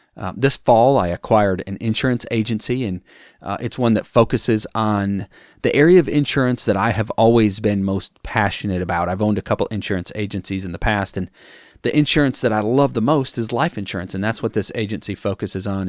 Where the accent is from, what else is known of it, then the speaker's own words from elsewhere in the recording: Wisconsin, United States; moved away; I'm from Wisconsin originally.